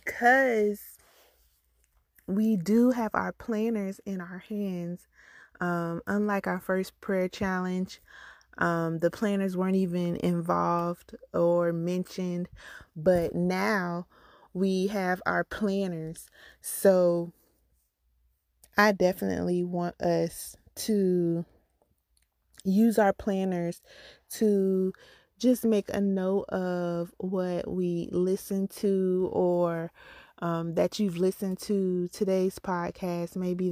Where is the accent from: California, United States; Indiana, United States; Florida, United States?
Florida, United States; Jacksonville; also born or lived in Orange Park / Miami; I'm a Floridian. I am from Jacksonville, Florida. I'm born in Orange Park, Florida. Grew up in Jacksonville, Florida. And right now I reside in Port Orange, Florida. So I've been in Florida my entire life.